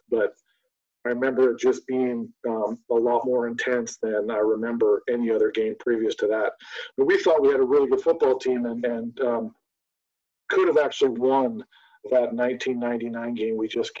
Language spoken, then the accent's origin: English; Canada; as a Canadian